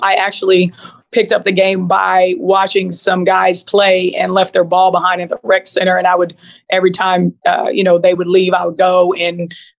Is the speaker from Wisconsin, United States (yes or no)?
no; Seattle, Washington, United States; also born or lived in Louisiana; So I grew up in Seattle before moving to Louisiana at a time where, you know, gangbanging, Crips and Bloods was like a thing.